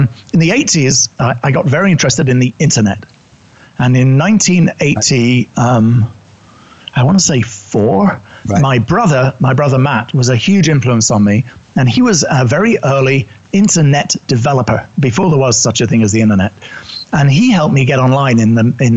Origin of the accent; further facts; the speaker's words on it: United Kingdom; accent: English; moved away as an adult; also born or lived in New York City; You can tell by my accent, I'm originally British